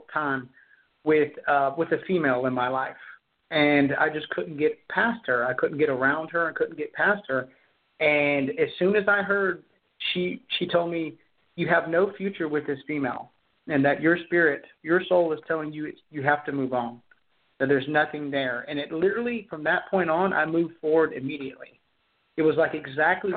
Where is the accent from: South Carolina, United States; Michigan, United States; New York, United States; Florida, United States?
South Carolina, United States; Charleston; I am from Charleston, South Carolina